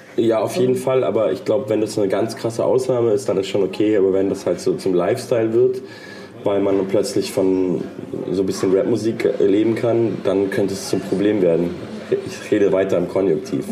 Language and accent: German; Munich, Bavaria, Germany; Ich komme aus München.